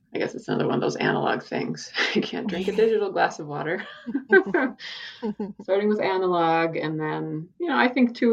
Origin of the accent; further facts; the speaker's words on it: South Dakota, United States; growing up in South Dakota, my relationship with the prairie, the Great Plains